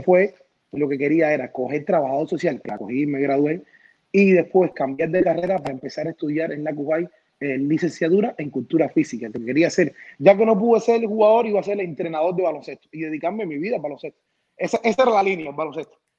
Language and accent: Spanish; Cuba; moved away as an adult; now in United States; yo me quedé varios años grabando canciones en Cuba